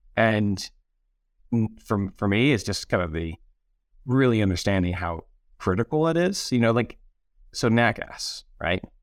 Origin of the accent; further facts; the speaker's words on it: Rochester, New York, United States; also born or lived in Aberdeen / West Africa; now in Denver, United States; upstate New York, just outside of Rochester